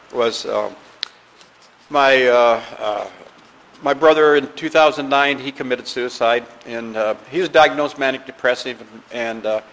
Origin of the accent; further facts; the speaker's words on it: Iowa, United States; I grew up in the Midwest. I was raised in Iowa. Grew up in a small village